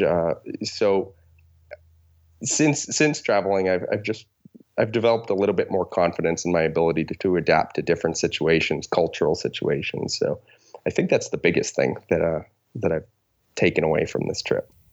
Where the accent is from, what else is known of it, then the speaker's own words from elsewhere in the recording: Boston, Massachusetts, United States; moved away as an adult; now in Seattle, United States; I am from Boston, Massachusetts. That's where I grew up, but uh, most recently I've been living in Seattle, Washington.